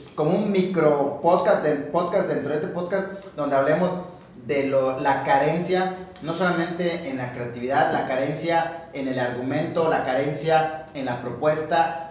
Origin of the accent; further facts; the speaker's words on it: Mexico; el mexicano se ríe de su propia desgracia